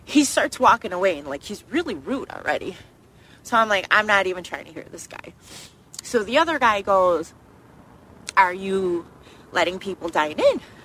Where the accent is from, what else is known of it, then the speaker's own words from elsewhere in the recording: Utica, New York, United States; I am Asian American. I was born in Utica, New York, born here